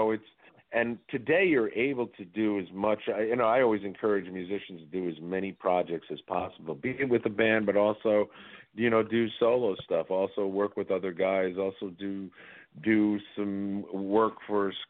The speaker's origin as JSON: {"language": "English", "town": "New York City", "region": "New York", "country": "United States", "tie": "born or raised there", "moved": "yes", "said": "I grew up in New York City"}